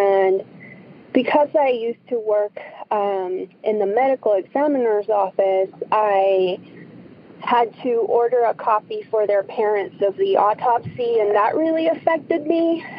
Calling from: Tucson, Arizona, United States; I'm calling from Tucson, Arizona.

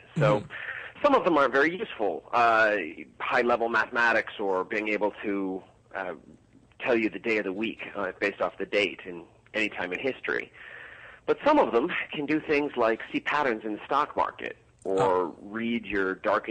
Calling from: Chicago, Illinois, United States; I am heading there tomorrow. I'm in Chicago right now.

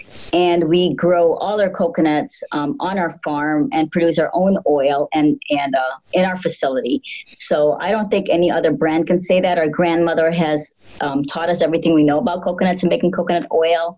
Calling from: Illinois, United States; Well, we are calling from a suburb about 30 miles west from Chicago, and it's a beautiful 18 degrees Fahrenheit right now.

